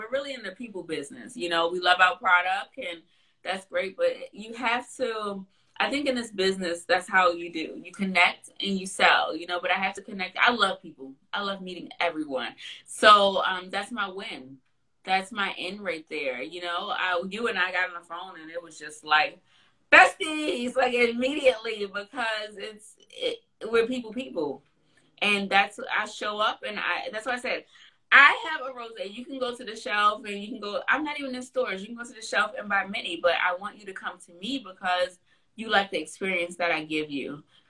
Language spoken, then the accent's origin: English; California, United States; born there; I'm an East Coast girl through and through. I was born in California. I lived in California. I don't want to move back. I'm an East Coast girl.